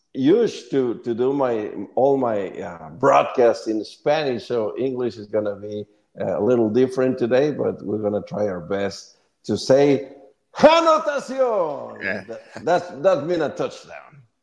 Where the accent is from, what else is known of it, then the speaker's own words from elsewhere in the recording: Monterrey, Nuevo León, Mexico; English is a second language; in Monterey, my hometown